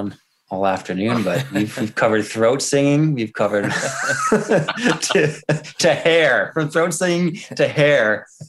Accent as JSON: {"language": "English", "country": "Canada", "said": "there's certain things about being Canadian, and I mean, your touring story sums it up perfectly, but there's certain things about making music in Canada that you really only Canadians are going to understand."}